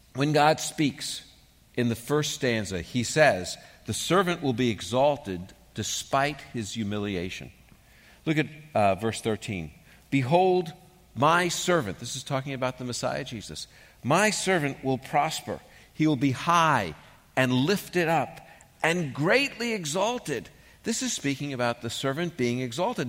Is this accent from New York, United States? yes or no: yes; New York City, New York, United States; moved away; When I grew up in New York